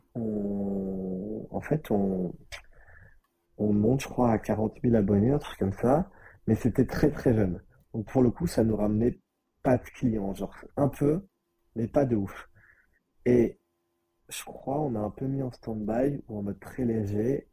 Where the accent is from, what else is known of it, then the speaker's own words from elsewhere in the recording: Nice, Provence-Alpes-Côte d'Azur, France; also born or lived in Paris; chez moi à Nice